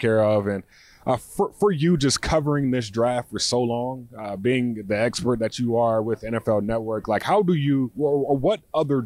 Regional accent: North Carolina, United States; a guy that I grew up watching in North Carolina

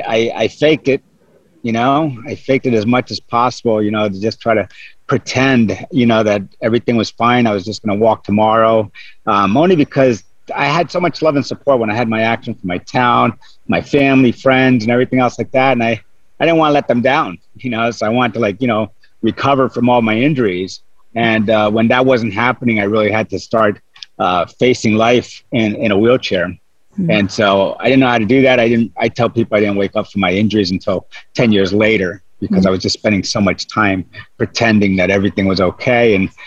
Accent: Dover, New Jersey, United States; I was born and raised in Dover, New Jersey

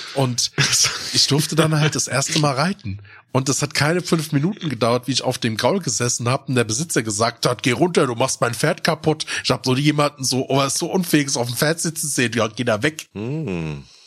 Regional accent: Odenwald, Hesse, Germany; also born or lived in Darmstadt; im Odenwald in der Region, wo ich groß geworden bin

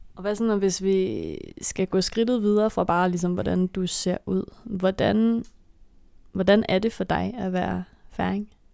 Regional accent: Denmark; jeg er jo dansker

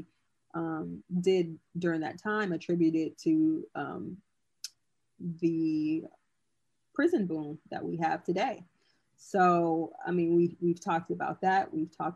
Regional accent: California, United States; I'm from California

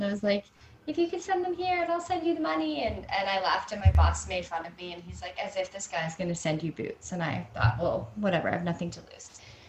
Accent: Canada; hey, I'm from Canada and UGG boots are really cool right now.

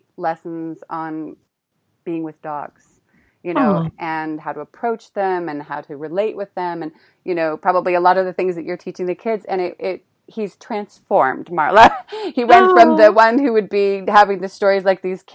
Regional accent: Sebastopol, California, United States; moved away as an adult; also born or lived in Marin County, California; now in Prague, Czech Republic; I grew up in Sebastopol, Forestville, Healdsburg-y zone.

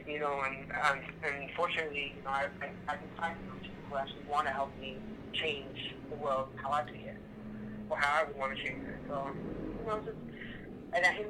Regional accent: New York, United States; now in Connecticut, United States; I'm probably originally from New York, but unfortunately, I live in Connecticut

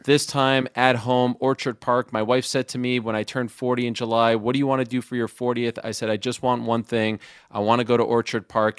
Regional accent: Montreal, Quebec, Canada; also born or lived in Syracuse; I'm from Montreal, Quebec, Canada

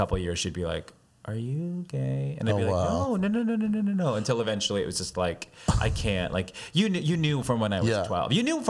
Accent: Long Island, New York, United States; moved away as an adult; also born or lived in Brooklyn, New York; now in Los Angeles, United States; Born in Brooklyn, grew up on Long Island. lived in New York for maybe 22 years before I went to LA.

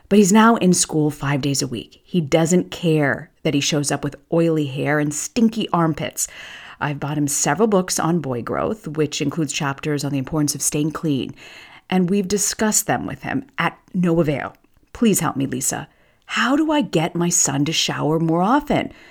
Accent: Tampa, Florida, United States; as a girl who grew up in Tampa, almost two decades since we've been here

